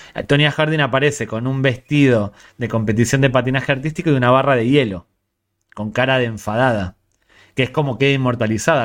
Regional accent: Ourense, Galicia, Spain; Soy de Ourense

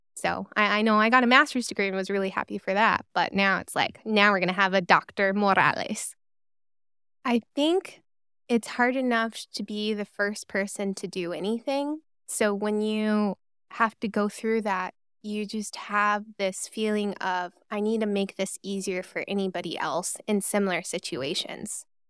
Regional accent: Reno, Nevada, United States; moved away as an adult; also born or lived in Corvallis, Oregon / Cincinnati, Ohio / Los Angeles, California; I was born and raised in Reno, Nevada

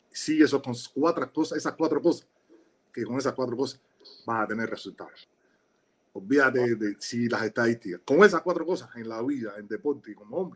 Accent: Havana, Cuba; gracias por darme la oportunidad porque soy habanero, pero mis equipos eran de Río.

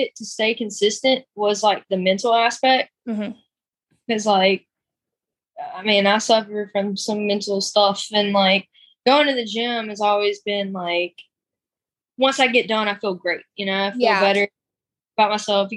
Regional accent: Greenwood, South Carolina, United States; growing up in the South

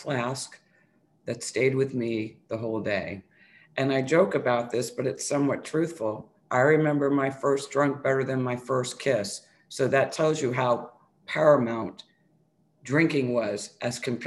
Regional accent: New Bedford, Massachusetts, United States; moved away; also born or lived in New York; I grew up outside of Boston in a really small town called New Bedford, Mass. I'm originally from New York. And for 7-8 years, I lived in this small, old, it was an old manufacturing town.

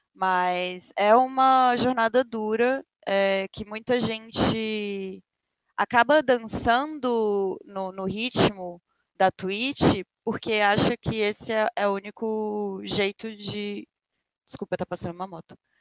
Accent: Brasília, Federal District, Brazil; moved away as an adult; now in São Paulo, Brazil; tinha recém me mudado para São Paulo, eu sou de Brasília, então eu vim para São Paulo

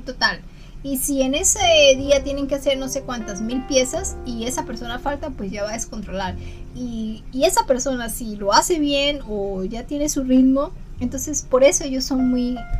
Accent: Colombia; now in Japan; cuando me dicen, ¿de dónde eres? De Colombia.

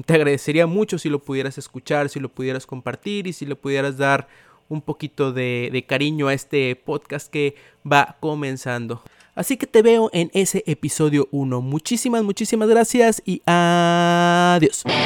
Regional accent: Tampico, Tamaulipas, Mexico; soy originario de Tampico, Tamaulipas

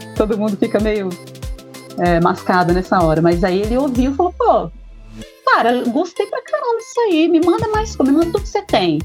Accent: Anchieta, Espírito Santo, Brazil; Eu fui criada aqui, as pessoas é, daqui é, cuidam de mim como uma filha mesmo

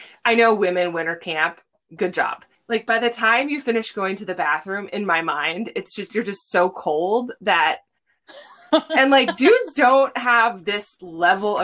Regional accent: Santa Cruz, California, United States; moved away as an adult; now in Alaska, United States; I'm from Central California, Central Coast, Santa Cruz, California

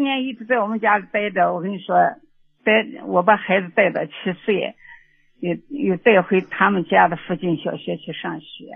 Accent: Xinjiang, China; 我们是新疆的

